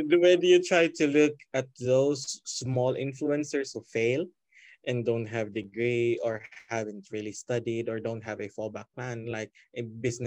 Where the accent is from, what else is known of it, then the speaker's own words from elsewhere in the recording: Cordova, Central Visayas, Philippines; the classes are all in Basak, and I'm from Cordoba. It's a 3-hour commute every day